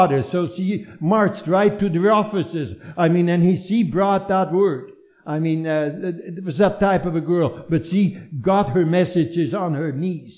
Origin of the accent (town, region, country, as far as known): Netherlands; born or raised there